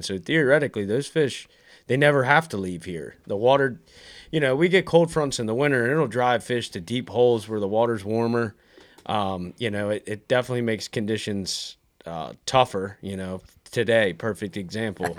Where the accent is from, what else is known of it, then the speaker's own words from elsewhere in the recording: Maryland, United States; now in North Carolina, United States; I'm originally from Maryland.